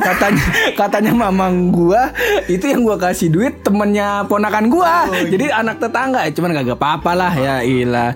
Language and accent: Indonesian; Depok, West Java, Indonesia; gua asli Depok